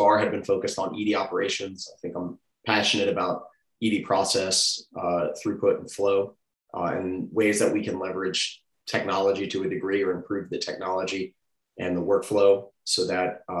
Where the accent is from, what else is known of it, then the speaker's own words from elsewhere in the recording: Atlanta, Georgia, United States; also born or lived in Augusta; I grew up in Atlanta